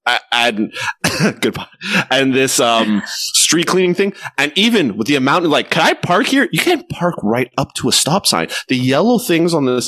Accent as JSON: {"language": "English", "region": "Quebec", "country": "Canada", "said": "I don't consider myself a Quebecer, even though I'm from Quebec. As a Canadian"}